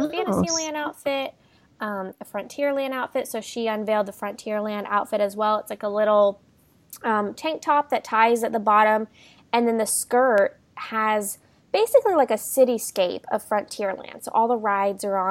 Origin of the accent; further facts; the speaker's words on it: near Disney World, Florida, United States; now in California, United States; I grew up near Disney World, and now I live near Disneyland